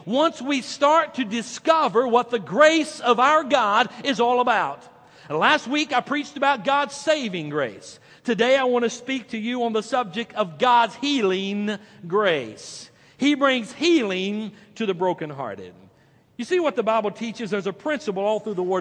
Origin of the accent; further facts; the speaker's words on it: North Carolina, United States; I'm from North Carolina